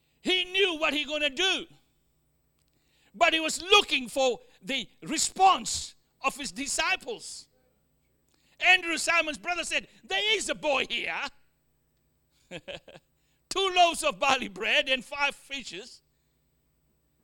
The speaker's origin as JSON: {"language": "English", "country": "Australia", "also_born_or_lived": "Fiji", "accent": "Australian", "said": "my Australian accent"}